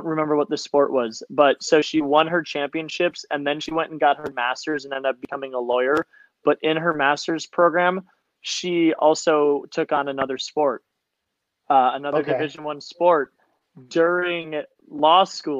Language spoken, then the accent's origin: English; Minnesota, United States; I'm from Minnesota, right?